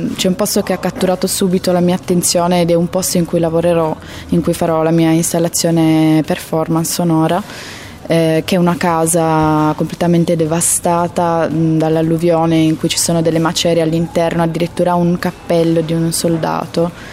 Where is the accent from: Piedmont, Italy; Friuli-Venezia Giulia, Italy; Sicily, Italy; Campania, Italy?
Piedmont, Italy; Turin; io che sono di Torino